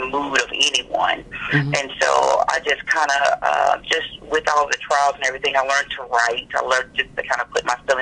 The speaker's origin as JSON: {"language": "English", "town": "Palestine", "region": "Texas", "country": "United States", "tie": "born or raised there", "said": "I was born and raised in Palestine, Texas."}